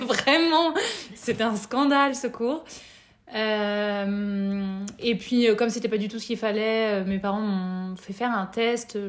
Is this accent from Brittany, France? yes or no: no; Nevers, Bourgogne-Franche-Comté, France; moved away as an adult; also born or lived in Lyon; Je suis née à Lyon et j'ai grandi à Nevers